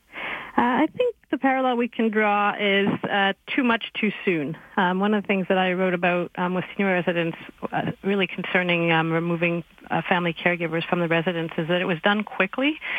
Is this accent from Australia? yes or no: no; Quebec, Canada; I'm from Quebec